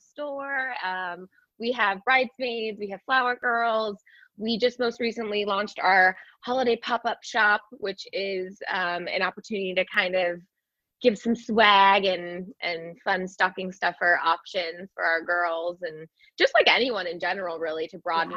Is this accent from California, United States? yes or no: yes; California, United States; moved away as an adult; now in New York City, United States; i grew up in california but i've been in new york now for 15 years